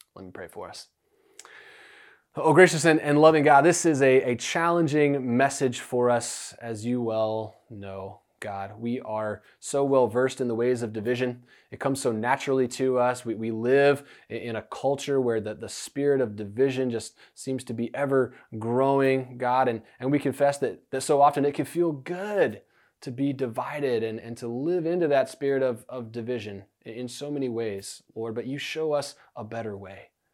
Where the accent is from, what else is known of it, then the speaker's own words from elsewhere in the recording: United States; we're modern American people